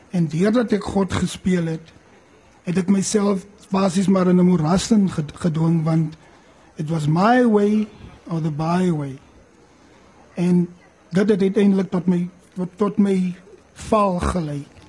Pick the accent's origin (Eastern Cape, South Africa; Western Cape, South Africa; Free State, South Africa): Eastern Cape, South Africa; ons in die Ooskaap groot geword